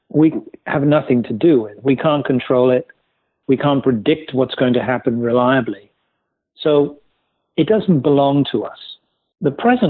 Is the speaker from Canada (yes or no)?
no; West Midlands, United Kingdom; moved away as an adult; now in New York City, United States; I grew up in England, in the West Midlands of England